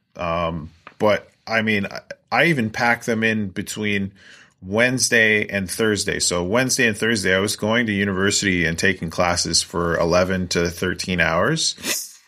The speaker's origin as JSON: {"language": "English", "town": "Coquitlam", "region": "British Columbia", "country": "Canada", "tie": "born or raised there", "also_born_or_lived": "Vancouver Island, Canada / Edmonton, Alberta, Canada / Kingston, Ontario, Canada", "moved": "as an adult", "lives_now": "Scandia, United States", "said": "I grew up in Coquitlam, British Columbia, a suburb of Vancouver, British Columbia"}